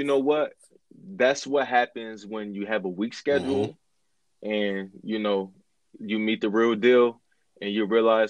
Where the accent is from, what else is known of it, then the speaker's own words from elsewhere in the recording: Buffalo, New York, United States; I've been a Bills fan since I was born in Buffalo.